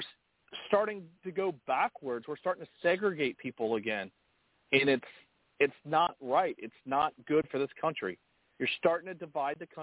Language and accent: English; United States; I was born and raised in America. That means I am native to this country